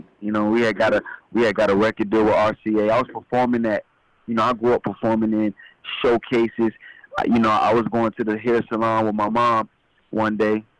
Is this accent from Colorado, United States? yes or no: no; Atlanta, Georgia, United States; also born or lived in Yonkers, New York; Born in Yonkers, New York, you know, about age of five. Moved to Atlanta, Georgia with my parents and lived in Georgia. Was raised in Georgia till I was like, you know, I'm in Georgia now. I live here now.